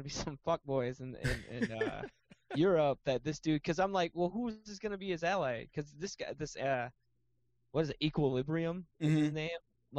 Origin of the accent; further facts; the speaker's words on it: United States; we're American